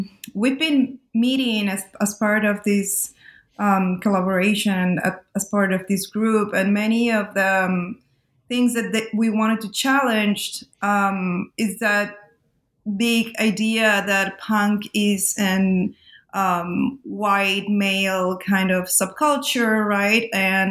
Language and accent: English; Lima, Peru; if you come from Latin America, like I am, I was born and raised in Lima in Peru